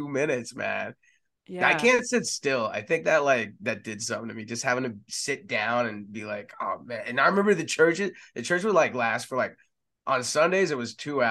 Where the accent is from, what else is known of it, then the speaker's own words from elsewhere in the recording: Texas, United States; also born or lived in San Antonio / Austin / Dallas; I grew up in Texas. I was born in San Antonio